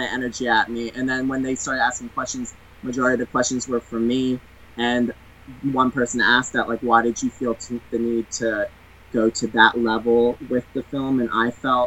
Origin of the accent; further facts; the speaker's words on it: United States; I'm American